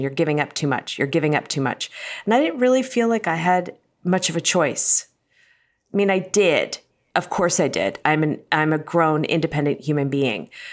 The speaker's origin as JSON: {"language": "English", "town": "Cincinnati", "region": "Ohio", "country": "United States", "tie": "born or raised there", "moved": "yes", "said": "I grew up in Cincinnati and love Cincinnati"}